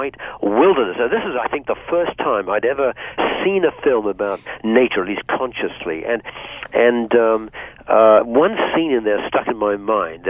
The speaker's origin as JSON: {"language": "English", "town": "Bath", "region": "South West England", "country": "United Kingdom", "tie": "born or raised there", "also_born_or_lived": "Hong Kong / Gosport", "moved": "yes", "said": "When I was a teenager growing up in England"}